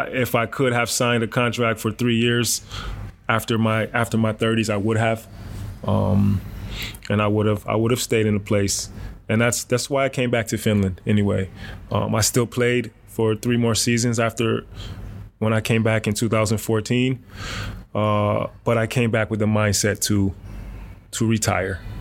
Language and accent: English; Rochester, New York, United States; moved away as an adult; also born or lived in Alabama / Germany; my hometown in Rochester